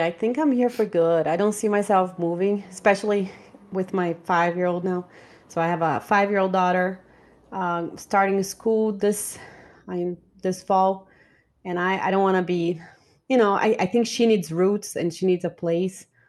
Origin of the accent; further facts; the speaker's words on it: Brazil; English is a second language; moved away as an adult; also born or lived in Rostock, Germany / Stuttgart, Germany / Karlsruhe, Germany; now in Atlanta, United States; I moved from Brazil to Germany, in Germany, I live in different